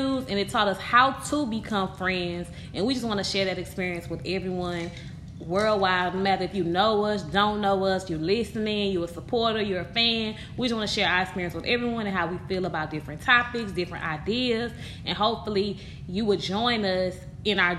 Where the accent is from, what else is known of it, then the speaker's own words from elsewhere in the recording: Houston, Texas, United States; I'm from Houston, Texas, south side of Houston, Texas